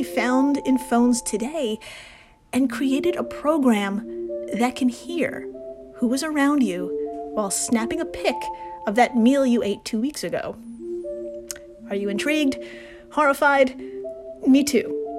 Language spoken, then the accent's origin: English; New York City, New York, United States; as a New Yorker